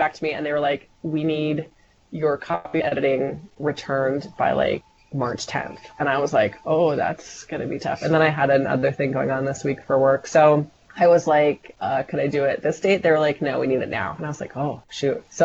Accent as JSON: {"language": "English", "country": "United States", "said": "I'm American"}